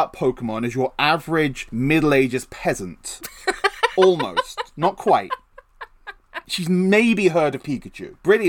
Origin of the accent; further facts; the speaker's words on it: Maine, United States; Like Furious, because I'm from Maine.